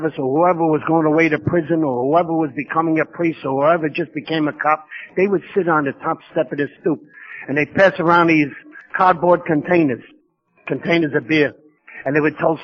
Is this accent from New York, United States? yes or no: yes; New York City, New York, United States; I come from New York